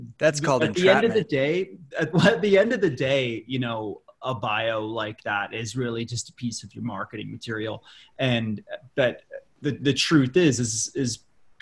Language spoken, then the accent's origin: English; Colorado Springs, Colorado, United States; now in Boulder, United States; I grew up in Colorado Springs, Colorado